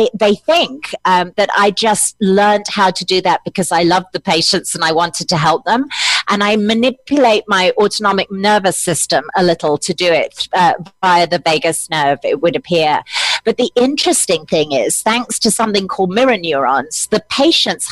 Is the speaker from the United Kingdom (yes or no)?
yes; United Kingdom; I'm British